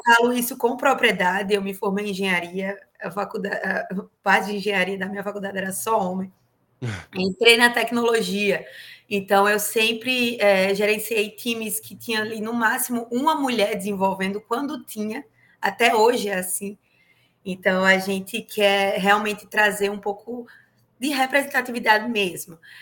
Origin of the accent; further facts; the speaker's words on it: Paraíba, Brazil; moved away as an adult; also born or lived in Curitiba, Brazil; now in Corpus Christi, United States; sou paraibana